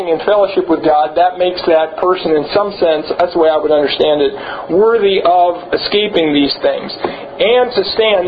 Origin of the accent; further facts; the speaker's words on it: Los Angeles, California, United States; I was born in Los Angeles